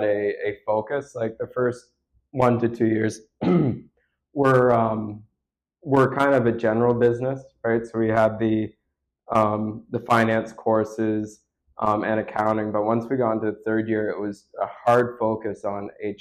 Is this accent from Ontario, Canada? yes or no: yes; Tyendinaga Mohawk Territory, Ontario, Canada; I came from Titanega Mohawk territory, which is a reserve kind of like between Napanee and Belleville